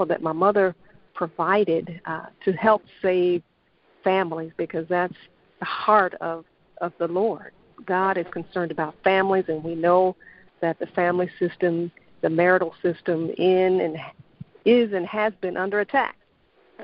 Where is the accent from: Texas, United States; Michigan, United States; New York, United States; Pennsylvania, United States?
Texas, United States; Dallas; Born and raised in Dallas, Texas